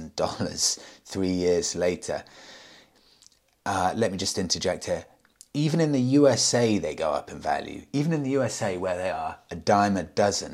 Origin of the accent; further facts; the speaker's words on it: United Kingdom; I'm British